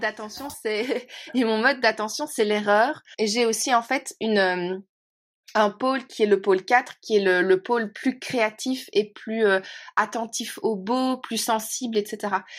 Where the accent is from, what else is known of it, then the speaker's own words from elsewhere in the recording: Belgium; now in Norway; mon pays de cœur, euh, ça reste mon pays d'origine. ça reste chez moi, quoi. Ça reste la Belgique.